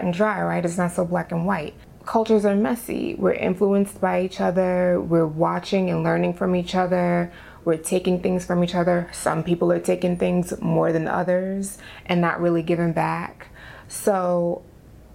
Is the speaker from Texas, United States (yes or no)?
no; New York City, New York, United States; I'm from the Bronx.